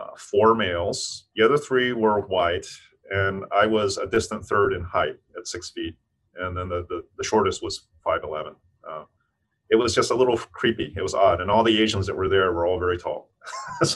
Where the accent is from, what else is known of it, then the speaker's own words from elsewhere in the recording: Tennessee, United States; moved away as an adult; also born or lived in New York City; growing up in Tennessee in a racist part of the country